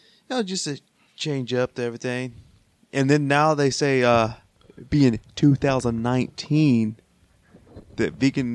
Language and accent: English; Texas, United States; I'm Texan.